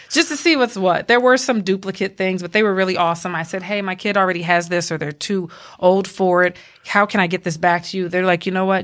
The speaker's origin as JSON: {"language": "English", "town": "Atlanta", "region": "Georgia", "country": "United States", "tie": "born or raised there", "accent": "Southern", "moved": "as an adult", "lives_now": "Arizona, United States", "said": "Growing up in Atlanta"}